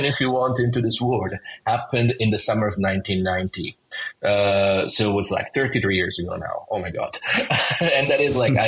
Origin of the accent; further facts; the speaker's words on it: Rome, Lazio, Italy; I'm originally from Rome, Italy, and I grew up in a big house